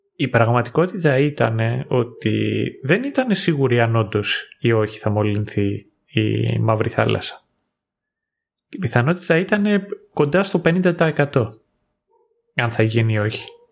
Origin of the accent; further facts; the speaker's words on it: Greece; moved away as an adult; εγώ εκεί που μεγάλωσα είχαμε κατσίκες